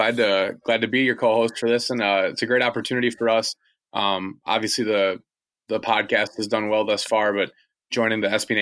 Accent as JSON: {"language": "English", "town": "Adams Friendship", "region": "Wisconsin", "country": "United States", "tie": "born or raised there", "said": "I'm from Adams Friendship, Wisconsin."}